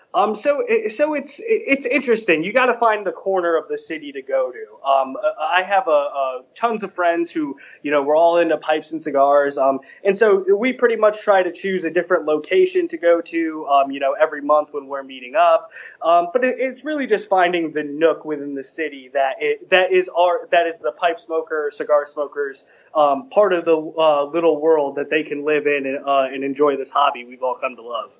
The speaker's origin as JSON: {"language": "English", "region": "New England", "country": "United States", "moved": "yes", "lives_now": "Washington D.C., United States", "said": "I'm from the New England area originally, uh, but I live and work in D.C."}